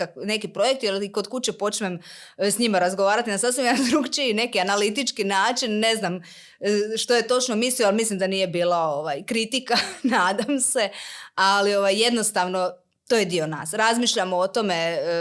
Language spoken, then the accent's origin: Croatian; Slavonski Brod, Brod-Posavina County, Croatia; kod nas u Brodu